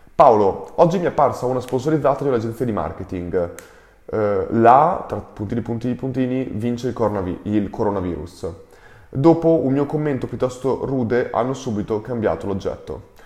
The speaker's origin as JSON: {"language": "Italian", "town": "Ferrara", "region": "Emilia-Romagna", "country": "Italy", "tie": "born or raised there", "said": "siamo cresciuti insieme a Ferrara"}